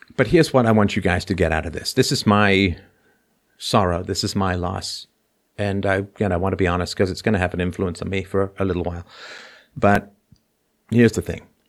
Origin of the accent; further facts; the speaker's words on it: England, United Kingdom; also born or lived in Ireland; now in Canada; I was born in Ireland, grew up in England, moved to Canada